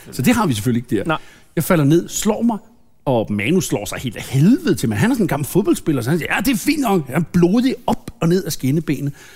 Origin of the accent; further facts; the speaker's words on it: Lynge, Capital Region of Denmark, Denmark; now in Søborg, Denmark; jeg voksede op i Lynge. Jeg voksede op i femogtredive fyrre Lynge